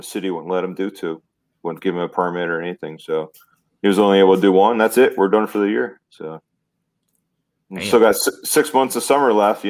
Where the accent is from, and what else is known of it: Delaware, United States; born or raised there; now in Florida, United States